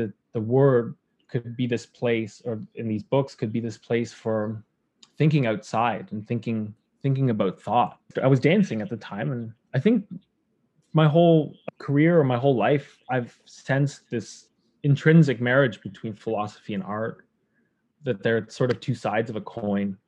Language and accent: English; Toronto, Ontario, Canada; moved away as an adult; now in Montreal, Canada; I'm from Toronto. I grew up there, but now I live in Montreal